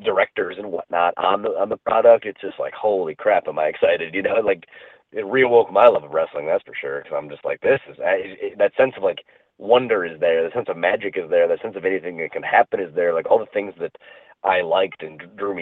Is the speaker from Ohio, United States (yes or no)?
yes; Cleveland, Ohio, United States; being born and raised in Cleveland.